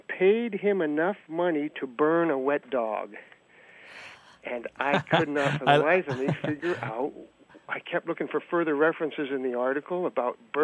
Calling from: Bloomington, Indiana, United States; I'm calling from Bloomington, Indiana

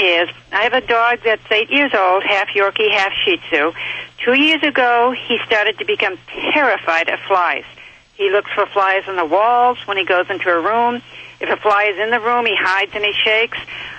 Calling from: Clovis, California, United States; I'm calling from Clovis, California.

